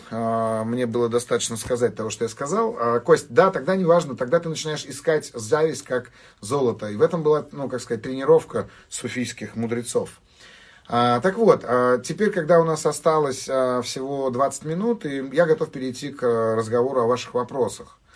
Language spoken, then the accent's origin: Russian; Armenia; Я, так сказать, армянин, а, и у армян очень сильно культурологически выражена зависть.